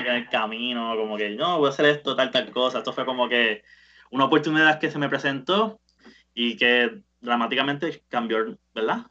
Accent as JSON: {"language": "Spanish", "town": "Bayamón", "country": "Puerto Rico", "tie": "born or raised there", "moved": "as an adult", "said": "yo soy, de Bayamón"}